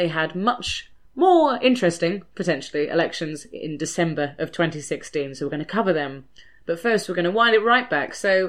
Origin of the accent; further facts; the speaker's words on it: United Kingdom; We're British, yes.